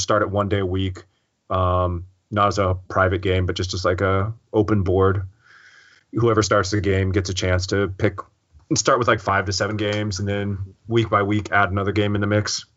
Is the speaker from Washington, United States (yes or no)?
yes; Seattle, Washington, United States; I'm from Seattle